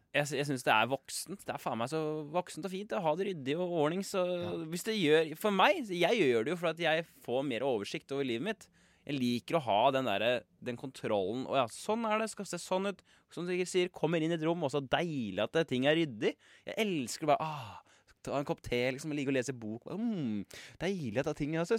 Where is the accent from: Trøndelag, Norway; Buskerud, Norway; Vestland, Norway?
Buskerud, Norway; Kongsberg; also born or lived in Majorstua, Oslo; now in Oslo, Norway; der jeg er fra i Kongsberg, litt ja. ute i Sundegrenda. Der hele barneskolen, helt opp til liksom slutten av ungdomsskolen